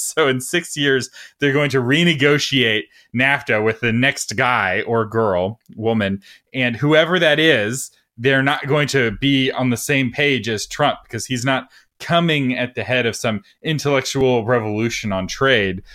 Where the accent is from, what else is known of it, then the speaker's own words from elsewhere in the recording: Texas, United States; I have a, as much of a strong identity as a Texan